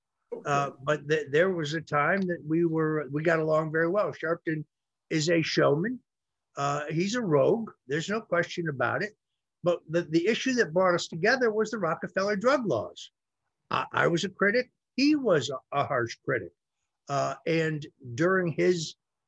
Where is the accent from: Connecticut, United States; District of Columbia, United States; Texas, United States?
Connecticut, United States; my home state of Connecticut